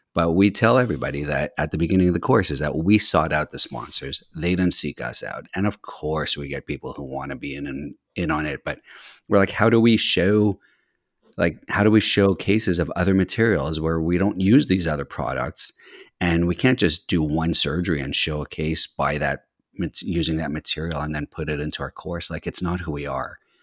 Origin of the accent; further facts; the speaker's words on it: Montreal, Quebec, Canada; also born or lived in California / Boston; now in Washington D.C., United States; I grew up in, uh, Montreal, Canada